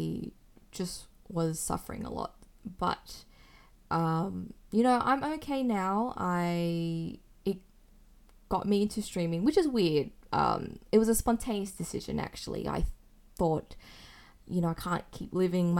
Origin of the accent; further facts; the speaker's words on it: Sydney, New South Wales, Australia; from Sydney, Australia